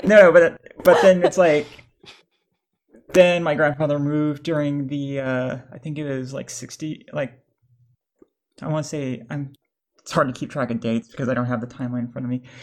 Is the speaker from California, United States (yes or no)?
no; New York, United States; "Oh, New York," because that's where I was raised.